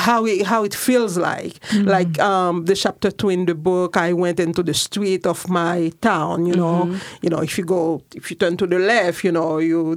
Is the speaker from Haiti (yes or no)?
yes; Jérémie, Grand'Anse, Haiti; moved away as an adult; now in Portland, United States; I'm from Jeremy, and then here I'm in Portland.